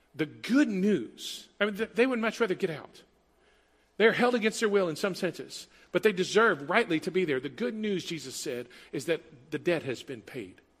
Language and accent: English; Huntsville, Texas, United States; I grew up in Huntsville, 90 miles north of here, Prison City, USA. Like five prisons in the city limits, eight within the county.